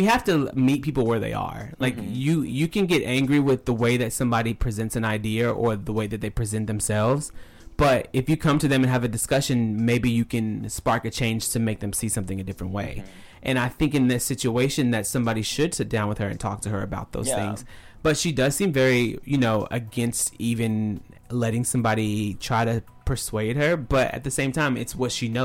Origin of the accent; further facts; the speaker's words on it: the South, United States; moved away; growing up in the South